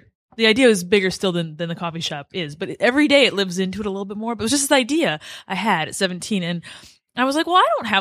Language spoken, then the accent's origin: English; Detroit, Michigan, United States; also born or lived in Lansing; I grew up in Metro Detroit